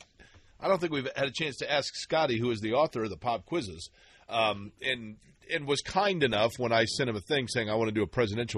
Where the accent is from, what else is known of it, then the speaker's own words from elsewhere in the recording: Indiana, United States; also born or lived in St. Louis; I was from Indiana